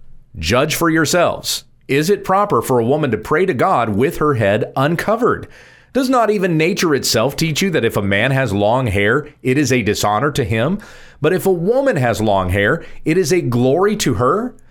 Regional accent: the South, United States; I grew up in Southern {S2} yes. {S0} Baptist churches. {S2} In the South. {S0} In the South. A Baptist church in the South.

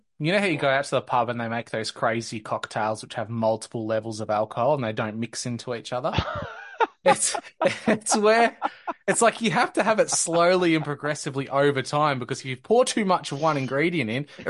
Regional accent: Australia; as a kid growing up in the 90s and into the early 2000s, race really didn't seem like an issue at all until the Cronulla riots.

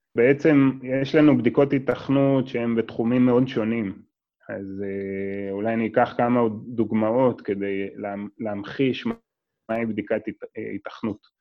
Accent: Israel; בתור ישראלי

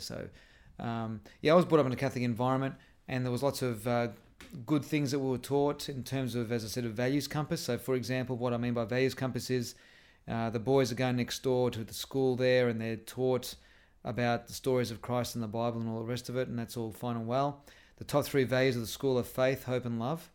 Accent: Melbourne, Victoria, Australia; also born or lived in Airport West, Victoria; we were living in our house in Airport West. We didn't move out of there until we were ten, then I was brought up in Essendon

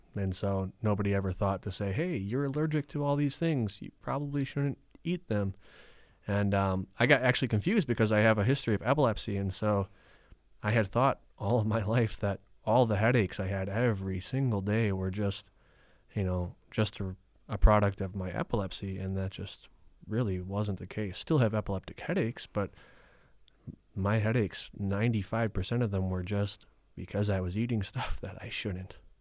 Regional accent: Rhinelander, Wisconsin, United States; I grew up in Rhinelander, Wisconsin

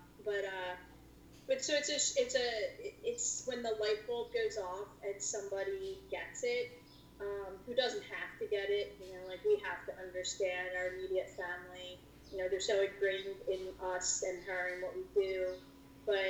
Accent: Lafayette Hill, Pennsylvania, United States; also born or lived in Roxborough, Philadelphia; My parents are from the Philadelphia area, and moved up to Lafayette Hill when I was going into first grade, and we've been here ever since.

